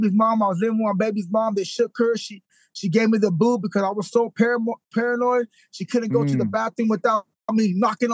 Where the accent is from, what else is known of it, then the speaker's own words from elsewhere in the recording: Modesto, California, United States; I was born in Modesto, California. I had a pretty decent family. My mom, my dad, they was there. There was cannery workers.